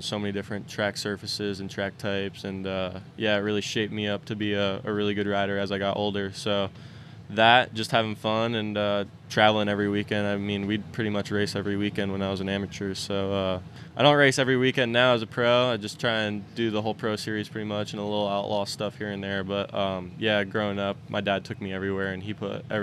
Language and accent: English; Pennsylvania, United States; I'm from Pennsylvania, and that's where it's at, is in PA